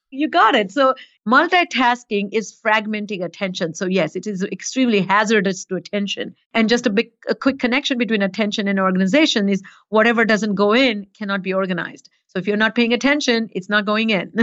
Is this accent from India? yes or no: yes; India; moved away; growing up in India